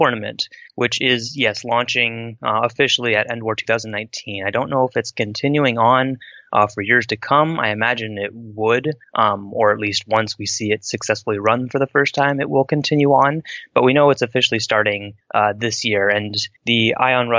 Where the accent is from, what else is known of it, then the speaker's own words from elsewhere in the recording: West Coast, United States; I'm from the West Coast